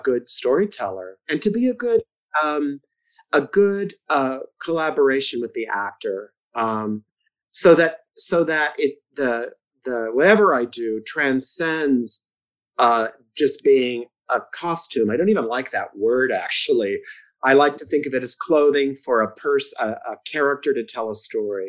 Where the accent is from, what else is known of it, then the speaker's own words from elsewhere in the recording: San Diego, California, United States; I'm from San Diego, and I decided when I got out of high school that I was going to be a teacher